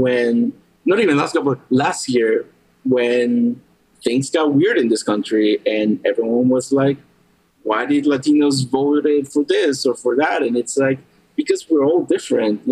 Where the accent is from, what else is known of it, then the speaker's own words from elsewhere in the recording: Guatemala; moved away; also born or lived in Maryland; When I grew up in Guatemala